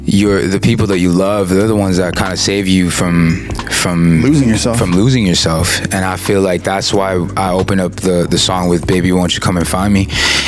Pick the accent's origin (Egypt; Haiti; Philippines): Philippines; accepting the responsibility that we have as Filipino artists